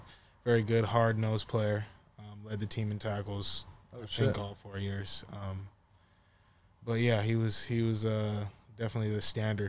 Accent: Norco, California, United States; I'm from the Inland Empire, Norco

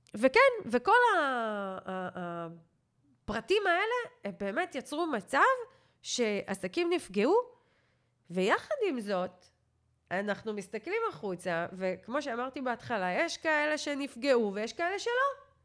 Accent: Israel

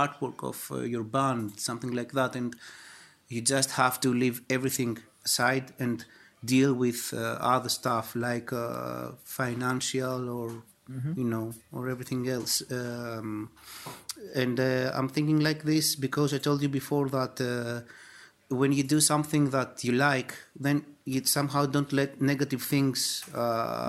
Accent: Greece; we are from Greece

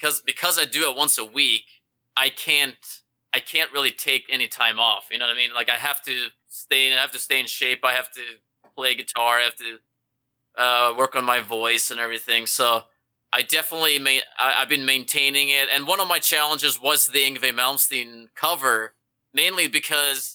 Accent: Norway; now in Los Angeles, United States; I'm from Norway

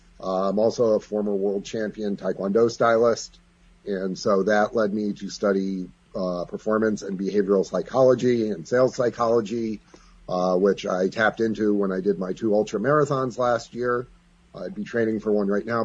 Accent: Greenfield Center, New York, United States; also born or lived in Ballston Spa, New York; I grew up in Greenfield Center

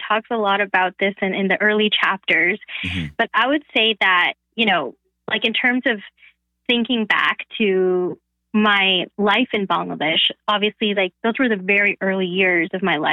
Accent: Canada; first language Bengali; English is a second language; growing up in Canada

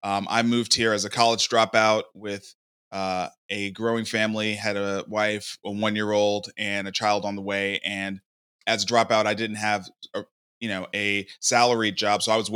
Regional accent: New York City, New York, United States; moved away as an adult; now in Nashville, United States; Yeah, I grew up in Brooklyn.

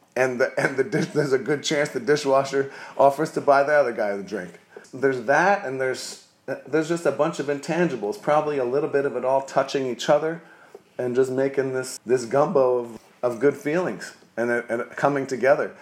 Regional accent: New Jersey, United States; now in New Orleans, United States; I grew up in New Jersey

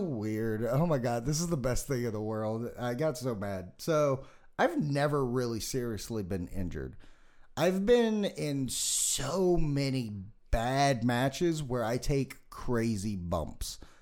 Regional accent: Las Vegas, Nevada, United States; I'm from Vegas.

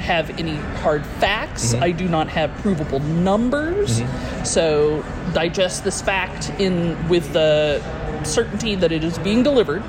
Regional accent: Atlanta, Georgia, United States; I'm from Atlanta, Georgia.

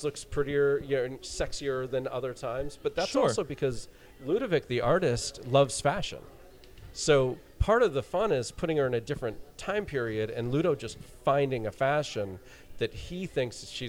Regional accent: South Florida, United States; I'm an American dude, grew up in South Florida

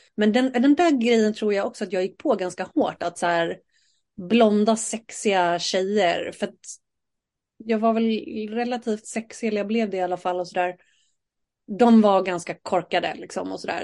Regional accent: Saltsjöbaden, Stockholm County, Sweden; jag är ju uppvuxen i Saltis

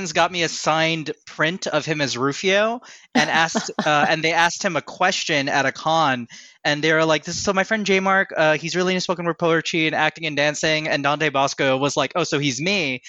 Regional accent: Japan; I mean, I grew up in Japan and her music.

